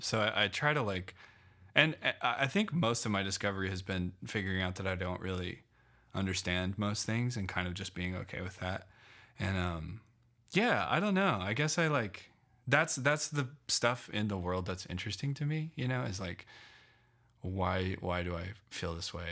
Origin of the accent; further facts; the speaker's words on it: Loveland, Colorado, United States; also born or lived in Phoenix / New York; I grew up in Loveland, um, my, until I was eighteen